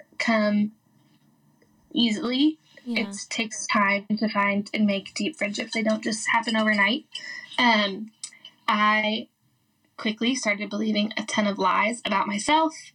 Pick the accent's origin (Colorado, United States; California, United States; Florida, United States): Colorado, United States; Denver; I am from Denver, Colorado, and I grew up in a Christian home